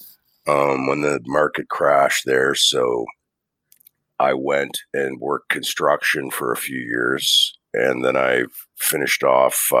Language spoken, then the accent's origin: English; Hamilton, Ontario, Canada; I'm from Hamilton. My parents are Newfoundlanders. They immigrated here like in the in the 60s and been here since.